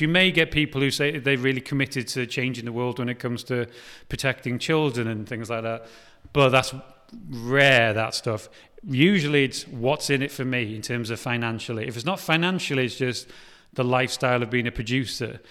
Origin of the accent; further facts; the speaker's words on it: Wales, United Kingdom; now in Liverpool, United Kingdom; I'm Welsh